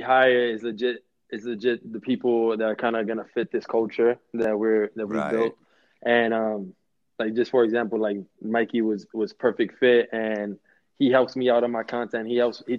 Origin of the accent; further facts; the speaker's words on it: New York City, New York, United States; I'm born and raised in New York. I'm like the city boy, city boy, city boy